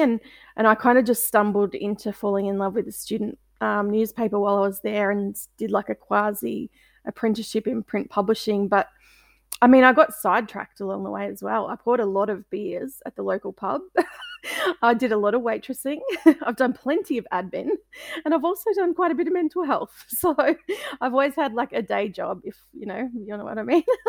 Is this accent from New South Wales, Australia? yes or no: no; Melbourne, Victoria, Australia; I'm from Melbourne, um, in Australia